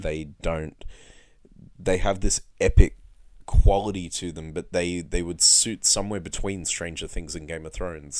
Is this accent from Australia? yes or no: yes; Blue Mountains, New South Wales, Australia; growing up in the Blue Mountains